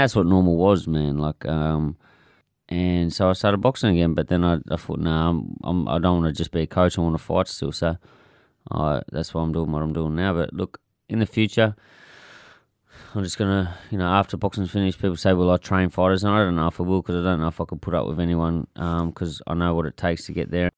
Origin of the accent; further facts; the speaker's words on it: Clarendon, Tasmania, Australia; growing up in Clarendon